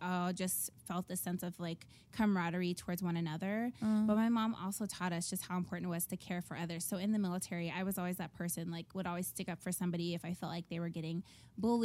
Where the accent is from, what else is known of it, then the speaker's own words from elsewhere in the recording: Southern California, United States; I grew up in Southern California and we could see the beach from our window.